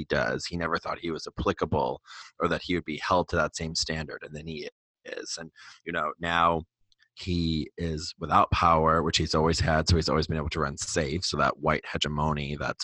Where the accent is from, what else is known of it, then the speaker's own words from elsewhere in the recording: Wisconsin, United States; I'm from Wisconsin.